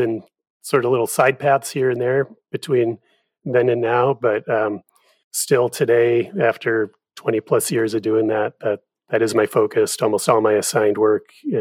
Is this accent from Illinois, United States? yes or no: yes; Illinois near Chicago, United States; now in Portsmouth, United States; I grew up in Illinois near Chicago